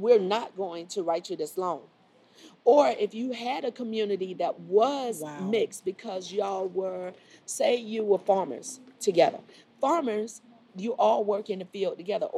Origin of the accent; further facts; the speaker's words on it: Miami, Florida, United States; moved away as an adult; now in Charlotte, United States; I grew up in Miami